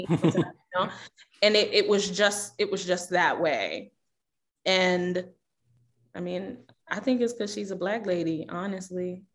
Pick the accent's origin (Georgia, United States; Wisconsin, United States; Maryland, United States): Maryland, United States; Baltimore; also born or lived in Houston, Texas; now in Minneapolis, United States; I grew up in Baltimore